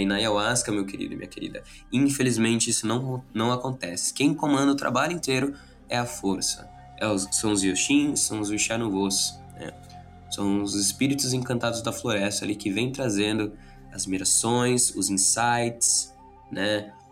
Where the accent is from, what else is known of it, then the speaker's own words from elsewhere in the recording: Brazil; nós brasileiros